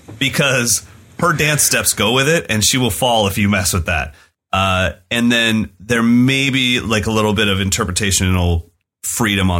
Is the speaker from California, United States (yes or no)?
yes; California, United States; as an American white kid in California